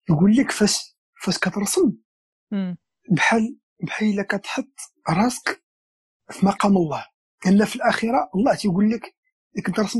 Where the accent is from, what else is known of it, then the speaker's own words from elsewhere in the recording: Marrakesh, Marrakesh-Safi, Morocco; فاش كنت انا صغير كنت انا ولد مراكش ولد ولد المدينه القديمه قريت في واحد بريمير ابتدائيه سميتها ميمونه ام المؤمنين